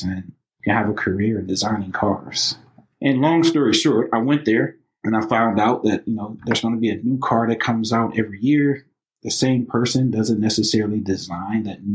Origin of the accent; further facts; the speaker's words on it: Highland Park, Michigan, United States; also born or lived in Detroit, Michigan; born and raised in Highland Park, you know, also, you know, raised in the city of Detroit